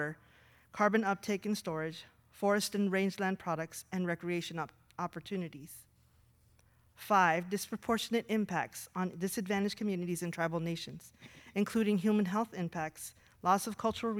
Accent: Southwest, United States; moved away as an adult; I grew up in the Southwest, surrounded by cotton fields and deserts

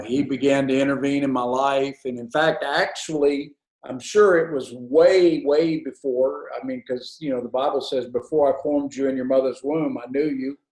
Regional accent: Huntsville, Alabama, United States; I grew up in Huntsville, Alabama

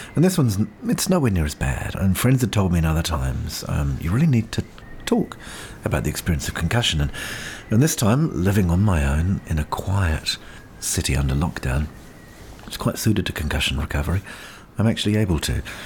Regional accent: Auckland, New Zealand; Brain Injury Association in Auckland, my hometown

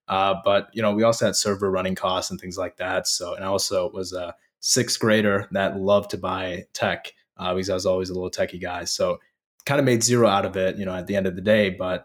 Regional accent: Indiana, United States; also born or lived in Fort Collins, Colorado; I was raised in Colorado, in the Denver area, in a city called Fort Collins. And then I moved to Northwest Indiana, Chicago suburbs. And I essentially was, for the most part, raised there for my entire childhood.

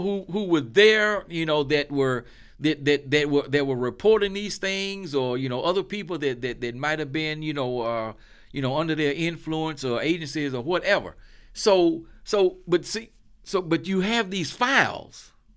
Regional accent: Charlotte, North Carolina, United States; I grew up in Charlotte

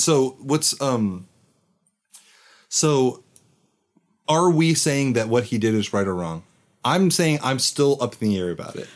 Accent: United States; I am obviously an American

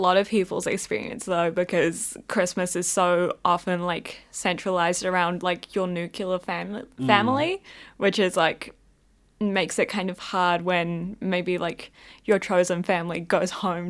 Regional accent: Scotland, United Kingdom; I feel like I'm also an Aries, which I feel goes hand in hand with being a Scot, so.

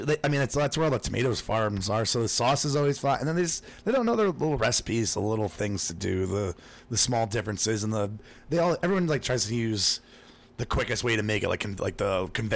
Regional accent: Long Island, New York, United States; born there; I was born on Long Island, so I got a thing for girls on Long Island.

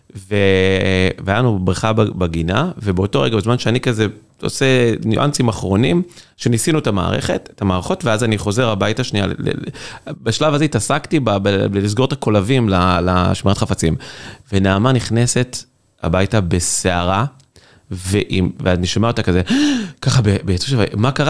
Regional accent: Kfar Ruth, Central District, Israel; moved away as an adult; now in San Francisco, United States; אנחנו מכבים רעות. אני ממושב, נקרא כפר רות, ל- ליד מקום עם רעות

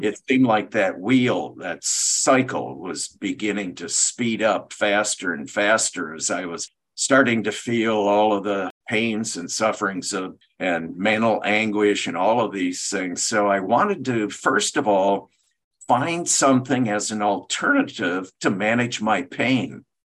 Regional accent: Michigan, United States; I grew up in Michigan

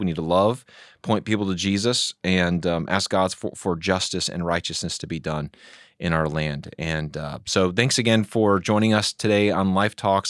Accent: United States; as American evangelical Christians

